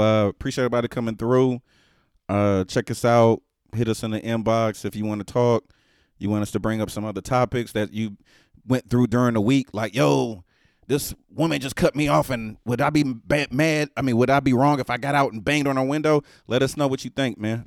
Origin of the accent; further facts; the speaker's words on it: Texas, United States; I'm from the South, Texas